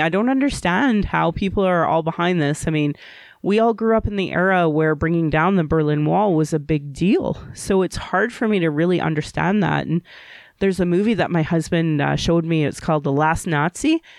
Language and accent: English; Calgary, Alberta, Canada; I was born in Calgary